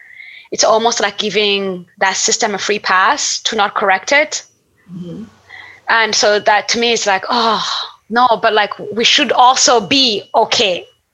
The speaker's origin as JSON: {"language": "English", "country": "Burundi", "tie": "born or raised there", "also_born_or_lived": "Niger", "said": "I grew up in Burundi and Niger and traveled like across so many different countries."}